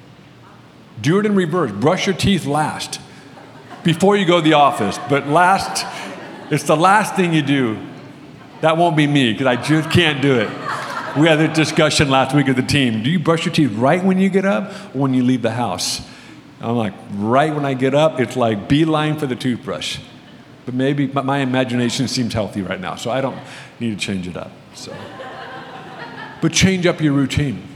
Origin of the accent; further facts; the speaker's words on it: United States; I'm obviously an American